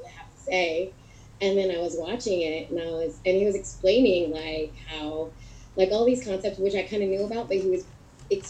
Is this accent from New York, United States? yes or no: no; San Diego, California, United States; I was born and raised in San Diego